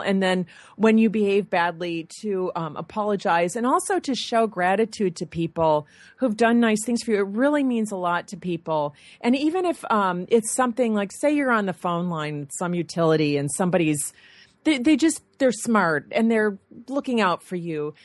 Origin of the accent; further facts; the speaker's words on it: Michigan, United States; moved away; I'm from Michigan